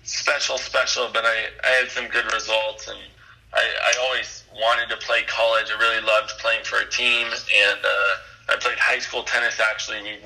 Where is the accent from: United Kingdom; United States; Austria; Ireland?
United States; Long Beach, California; growing up in Southern California